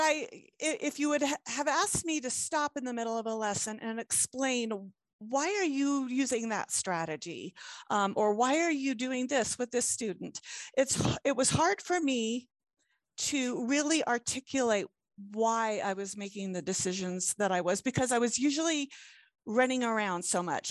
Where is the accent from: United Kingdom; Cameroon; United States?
United States; Hampton Roads, southeastern Virginia; now in Utah, United States; originally, I I grew up in southeastern Virginia um, like in the Hampton Roads area